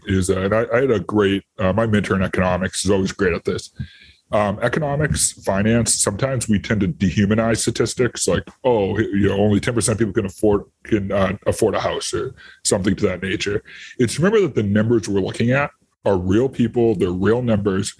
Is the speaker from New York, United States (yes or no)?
no; Quincy, Massachusetts, United States; also born or lived in West Virginia; I was born and raised in Quincy, Massachusetts.